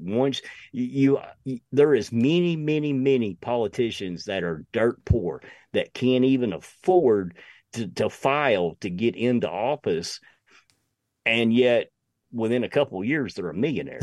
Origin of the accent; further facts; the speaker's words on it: United States; I'm an American through and through